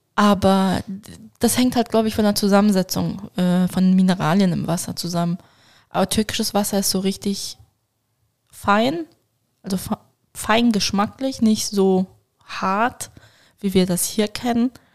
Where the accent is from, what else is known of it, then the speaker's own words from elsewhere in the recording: Switzerland; als Schweizer